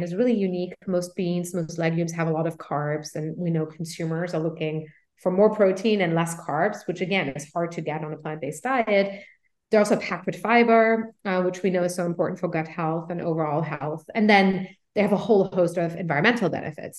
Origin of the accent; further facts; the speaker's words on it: Luxembourg; moved away as an adult; now in United States; I actually grew up in Europe. I'm originally from Luxembourg